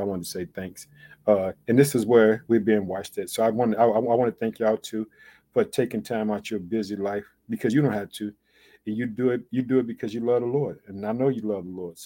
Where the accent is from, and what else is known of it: Chicago, Illinois, United States